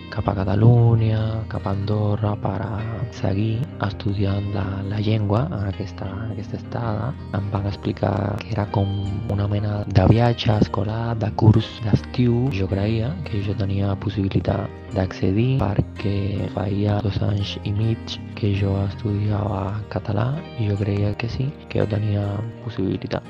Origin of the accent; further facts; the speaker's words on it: Cuba; Catalan is a second language; now in Madrid, Spain; sóc de Cuba, però ara mateix estic vivent a Madrid